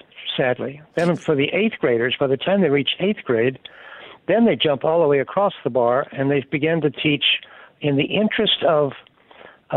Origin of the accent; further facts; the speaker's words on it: Alabama, United States; I'm from Alabama